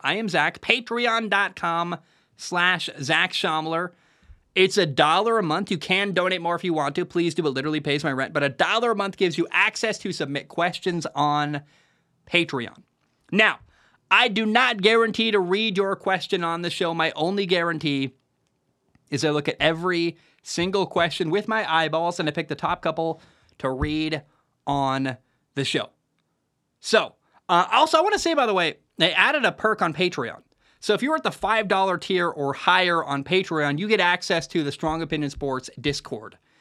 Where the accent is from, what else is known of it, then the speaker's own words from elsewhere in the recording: Oregon, United States; I grew up in Oregon